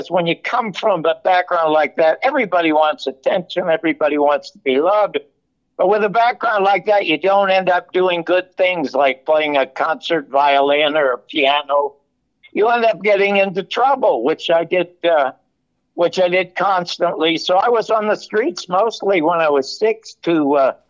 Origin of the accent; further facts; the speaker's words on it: Toronto, Ontario, Canada; I was born in the Salvation Army Charity Ward in Toronto, Canada